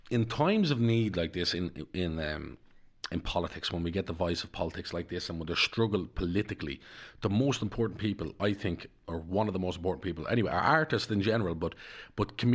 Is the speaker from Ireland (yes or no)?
yes; Darndale, County Dublin, Ireland; I because the where I come from because I'm not just yeah. a traveller. I come from Darndale.